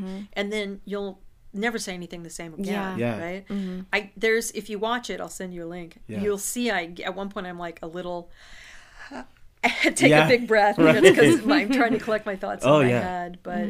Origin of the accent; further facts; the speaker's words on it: Santa Cruz, California, United States; moved away as an adult; also born or lived in San Francisco / New York; I grew up in Santa Cruz. And it was a hippy-dippy town. I would always describe it as Berkeley on the beach.